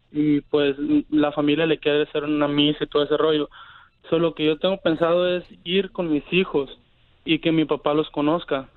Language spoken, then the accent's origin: Spanish; Guasave, Sinaloa, Mexico; yo soy de, de Wasabi, Sinaloa